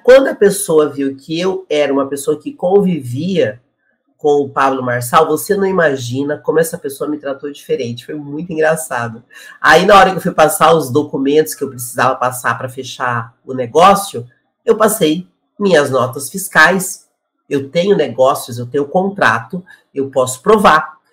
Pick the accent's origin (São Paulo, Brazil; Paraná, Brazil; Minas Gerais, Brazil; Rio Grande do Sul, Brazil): Paraná, Brazil; Curitiba; moved away; ele é de Curitiba e eu também sou de Curitiba.